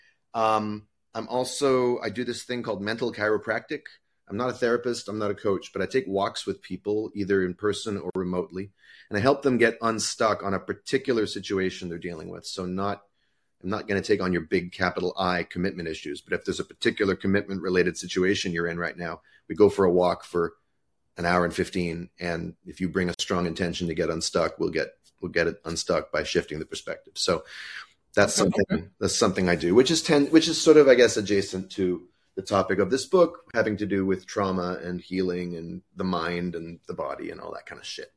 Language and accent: English; Canada; also born or lived in Brooklyn, New York; now in New York, United States; So I'm here in New York. I'm a Canadian originally